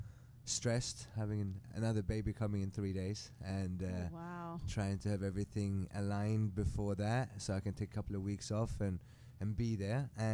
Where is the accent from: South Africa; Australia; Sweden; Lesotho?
Sweden; English is a second language; also born or lived in England / Germany / France / Mexico; I'm from Sweden originally. I lived in England for many years. That's why I might not sound that Swedish. But I'm very proud being from Sweden for many reasons.